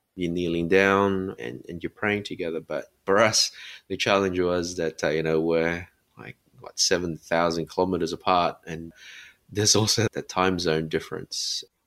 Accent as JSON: {"language": "English", "town": "Sydney", "region": "New South Wales", "country": "Australia", "tie": "born or raised there", "said": "me, um, in Sydney"}